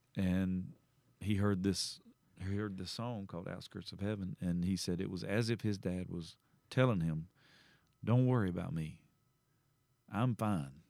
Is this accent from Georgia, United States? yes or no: yes; Southeast Georgia, United States; I grew up in Southeast Georgia, and my, h, my high school was the Bulldogs.